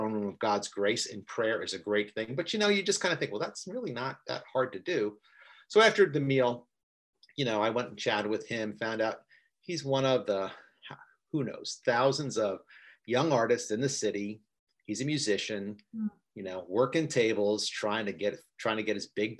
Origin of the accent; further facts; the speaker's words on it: New York, United States; I'm from New York